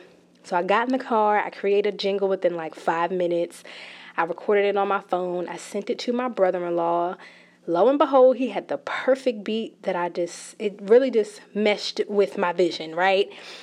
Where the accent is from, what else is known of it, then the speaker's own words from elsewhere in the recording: New Jersey, United States; I am a millennial. I'm from New Jersey